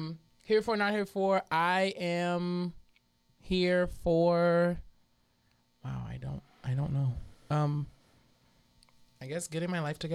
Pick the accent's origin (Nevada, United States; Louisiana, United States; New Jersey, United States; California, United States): Louisiana, United States; New Orleans; But I'm not from the Boogie Down Bronx. I'm from here.